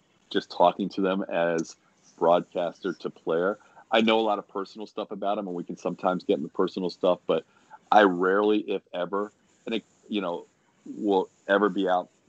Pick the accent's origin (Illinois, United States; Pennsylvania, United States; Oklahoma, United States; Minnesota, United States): Pennsylvania, United States; Philadelphia; moved away as an adult; also born or lived in Syracuse / Florida; now in Houston, United States; even though I grew up in Philadelphia and spent my college years in Syracuse